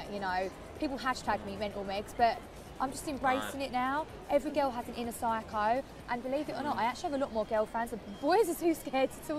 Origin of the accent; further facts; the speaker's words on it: Essex, East of England, United Kingdom; I'm from Essex